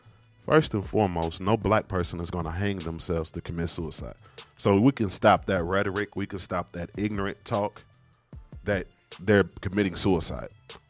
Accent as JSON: {"language": "English", "town": "Marion", "region": "Indiana", "country": "United States", "moved": "yes", "lives_now": "Pensacola, United States", "said": "I'm from Indiana. Marion, Indiana is actually 1 hour from Indianapolis."}